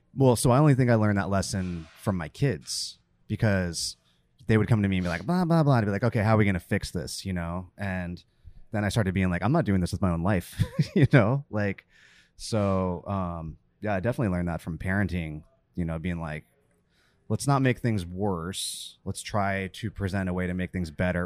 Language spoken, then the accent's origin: English; California, United States; born or raised there; also born or lived in Virginia